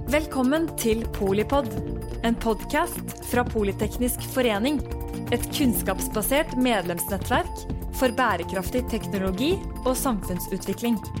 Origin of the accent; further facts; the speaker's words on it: Gjøvik, Innlandet, Norway; moved away as an adult; now in Oslo, Norway; jeg er eh, sosialdemokrat fra Gjøvik, 28 år, bodd i Oslo de siste ni